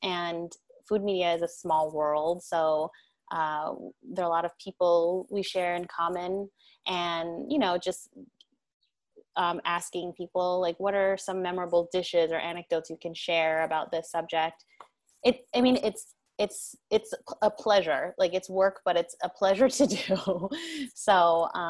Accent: New York, United States; also born or lived in Korea / Chicago; I'm a New Yorker.

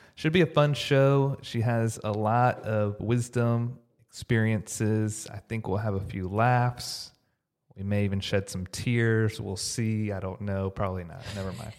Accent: Houston, Texas, United States; now in Dallas, United States; I grew up in Houston.

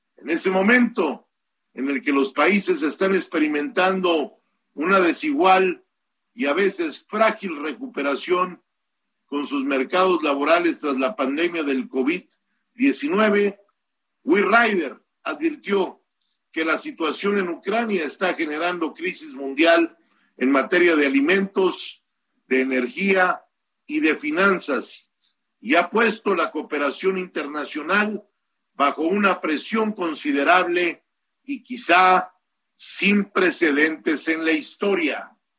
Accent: Mexico; Yo soy orgullosamente mexicano

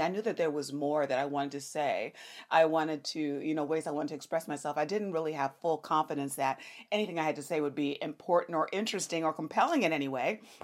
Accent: Los Angeles, California, United States; I am born and raised in Los Angeles, California

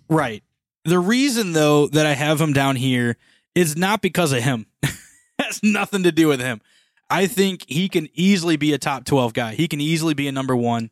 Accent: Missouri, United States; we are from Missouri

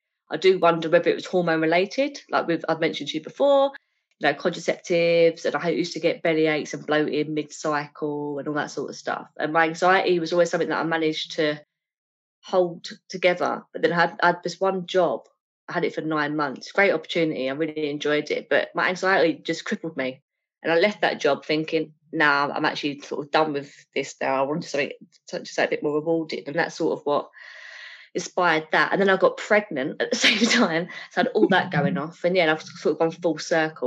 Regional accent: Essex, East of England, United Kingdom; accent: Essex; my Essex really fast-talking way

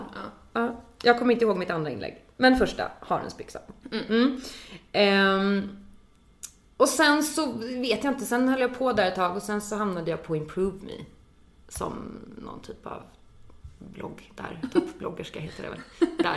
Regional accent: Danderyd, Stockholm County, Sweden; also born or lived in London; kommer ifrån Stockholm, ifrån Danderyd från början

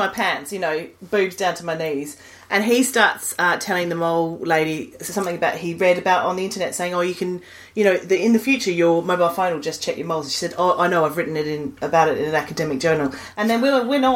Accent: Australia; moved away; as an Australian, like, my parents were quite vigilant about this

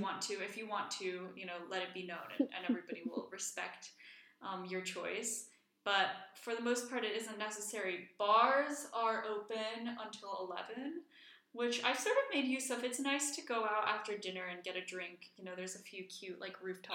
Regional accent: Reykjavik, Capital Region, Iceland; moved away; also born or lived in Washington, D.C.; I grew up in Iceland. I was born in Reykjavik, born and raised

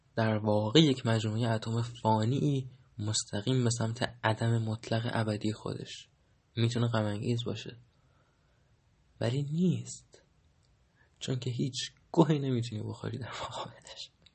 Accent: Iran; من در ایران زمین زاده شدم و در ایران زمین 1300 و فلان زاده شدم

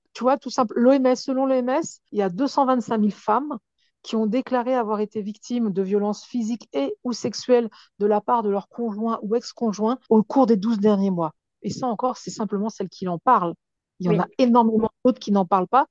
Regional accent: Pantin, Île-de-France, France; je suis de Pantin

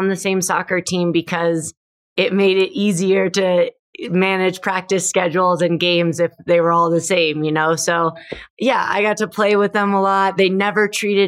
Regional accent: Minnesota, United States; moved away as an adult; also born or lived in Denver, Colorado; I grew up in Minnesota. I have two brothers and our family was just really active.

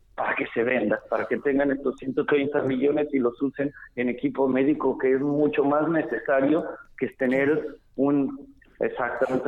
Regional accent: Mexico; como muchos mexicanos

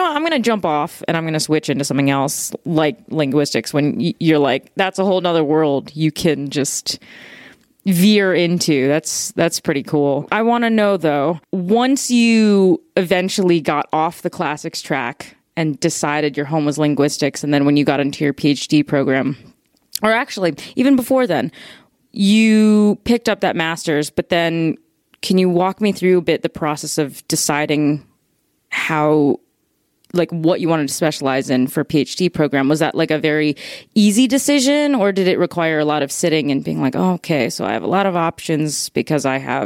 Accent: Chicago, Illinois, United States; I grew up in Chicago

